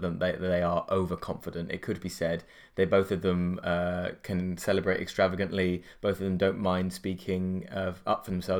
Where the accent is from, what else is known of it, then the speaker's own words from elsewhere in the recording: Watford, East of England, United Kingdom; I was born in England in 1986 in Watford, in the home counties of England, and my affinity with England is about as English as it could be.